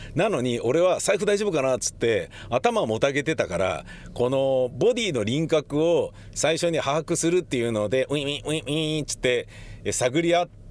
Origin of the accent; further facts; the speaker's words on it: Tokyo, Japan; also born or lived in Kichijoji / Setagaya-Daita / Meidaimae; now in Oizumi-gakuen, Nerima, Tokyo, Japan; 僕はちなみにあのえー、高円寺で生まれ育ち18歳になったら